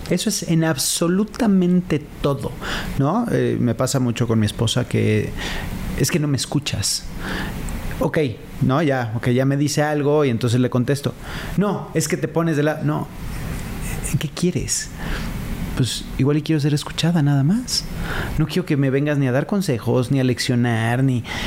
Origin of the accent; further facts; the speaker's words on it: Mexico; sobre todo como mexicanos